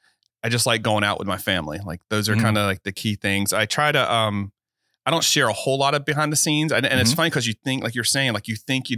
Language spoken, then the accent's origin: English; Georgia, United States; now in Florida, United States; And I'm not originally from Florida. I'm from like Savannah, Decatur, kind of where I was born. Okay. Lived all over Georgia and most of the East Coast.